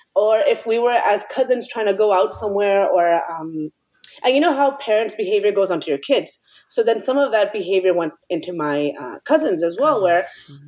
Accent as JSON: {"language": "English", "region": "New York", "country": "United States", "tie": "born or raised there", "moved": "yes", "said": "we grew up in uh, mostly in new york part of it uh, well the good beginning part of it in new york"}